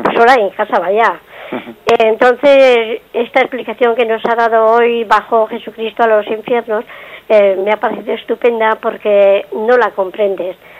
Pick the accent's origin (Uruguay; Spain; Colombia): Spain; Navarre; soy de aquí de Navarra